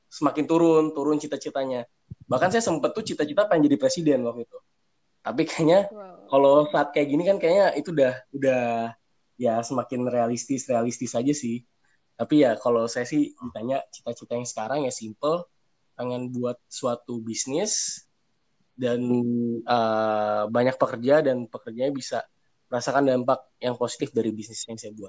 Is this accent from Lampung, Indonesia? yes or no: yes; Lampung, Indonesia; Makanya saya memutuskan untuk tinggal dulu di uh, di Lampung tempat asal saya dulu.